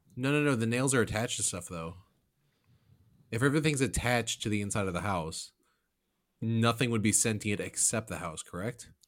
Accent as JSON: {"language": "English", "region": "Illinois", "country": "United States", "said": "we're all from the Midwest, from Illinois"}